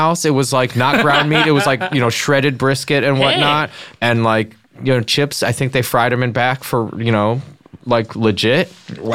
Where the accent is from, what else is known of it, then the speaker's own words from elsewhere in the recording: near Ypsilanti, Michigan, United States; my hometown of, the town next to mine in Ypsilanti in Michigan